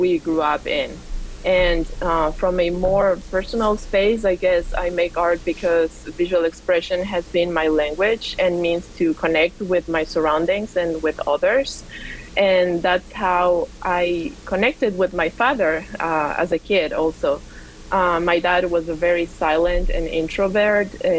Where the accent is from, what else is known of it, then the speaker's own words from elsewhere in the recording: Quito, Pichincha, Ecuador; also born or lived in Georgia, United States; now in Atlanta, United States; I am originally from Quito, Ecuador, and sweet. I grew up in Quito, the capital